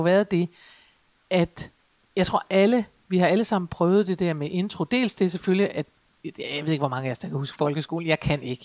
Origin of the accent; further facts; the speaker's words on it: Aalborg, North Denmark Region, Denmark; jeg kommer jo fra Aalborg